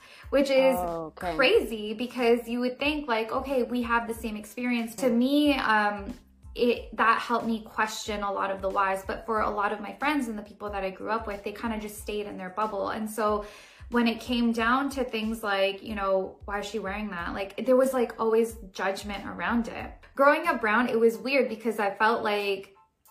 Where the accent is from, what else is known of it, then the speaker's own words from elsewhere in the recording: Brampton, Ontario, Canada; also born or lived in Toronto; I grew up in Brampton, which is, like, a very, like, brown